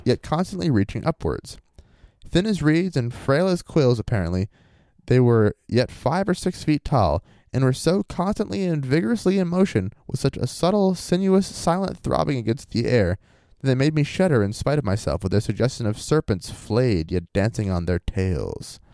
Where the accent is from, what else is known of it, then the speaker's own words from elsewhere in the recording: Maine, United States; I'm from Maine.